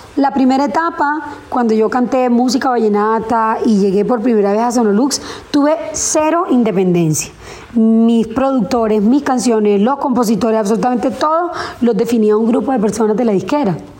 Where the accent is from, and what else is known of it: Colombia